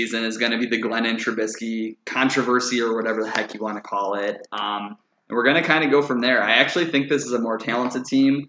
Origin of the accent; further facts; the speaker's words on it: Chicago, Illinois, United States; moved away; I am from Chicago